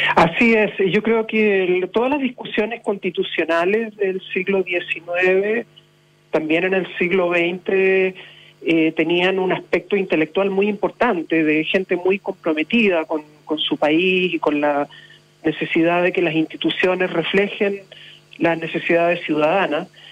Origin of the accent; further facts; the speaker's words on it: Punta Arenas, Magallanes and Chilean Antarctica, Chile; soy magallánico, soy puntarenense y no lo voy a olvidar nunca